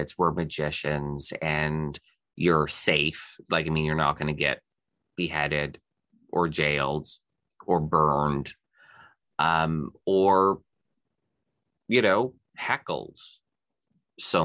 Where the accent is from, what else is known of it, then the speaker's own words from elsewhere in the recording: Canada; as a Canadian